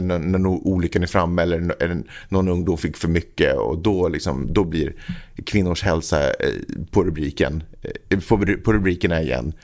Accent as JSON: {"language": "Swedish", "town": "Stockholm", "region": "Stockholm County", "country": "Sweden", "tie": "born or raised there", "also_born_or_lived": "Finland", "moved": "as an adult", "said": "född och uppvuxen i Stockholm"}